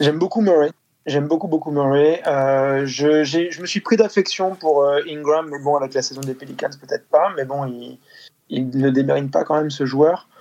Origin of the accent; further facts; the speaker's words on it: France; on est français aussi